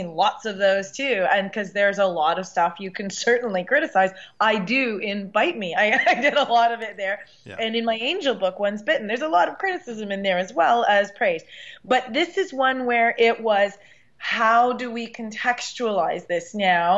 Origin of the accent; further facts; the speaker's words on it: Canada; I'm Canadian